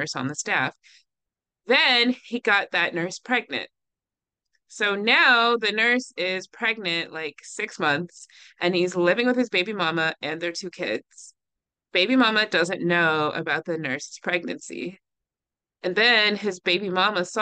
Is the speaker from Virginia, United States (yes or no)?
yes; Virginia, United States; I'm from Virginia, where Thomas Jefferson is also from